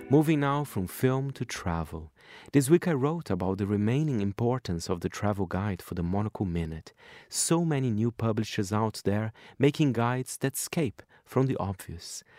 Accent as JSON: {"language": "English", "country": "Brazil", "tie": "born or raised there", "moved": "yes", "said": "my home country, Brazil"}